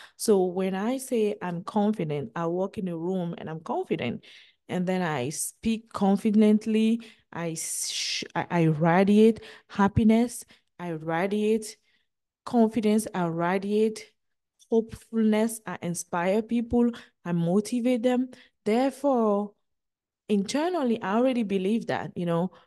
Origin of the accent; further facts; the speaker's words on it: Benin; moved away as an adult; also born or lived in United States; twenty-five year of living my hometown, Benin